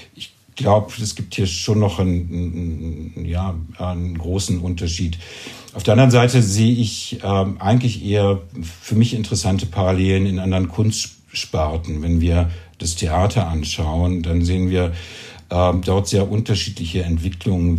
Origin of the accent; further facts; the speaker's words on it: East Germany, Germany; now in Zürich, Switzerland; ich bin in, eben aufgewachsen in Ostdeutschland.